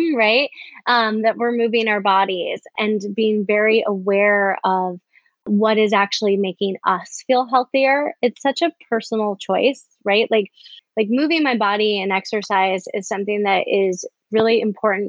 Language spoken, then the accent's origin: English; Chicago, Illinois, United States; I'm from Chicago